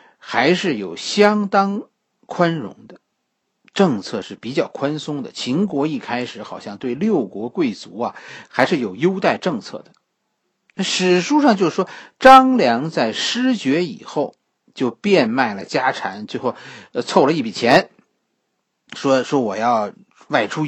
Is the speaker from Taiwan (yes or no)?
no; China; 和我们中国人相关的，